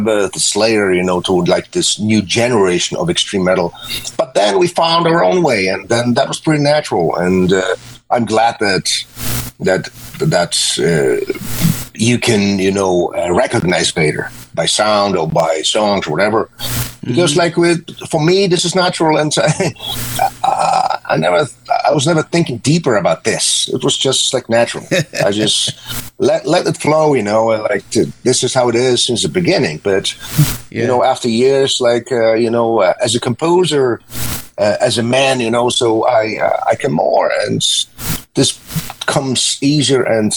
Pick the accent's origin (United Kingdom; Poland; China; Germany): Poland; we came from Poland, and the realities were not that nice like today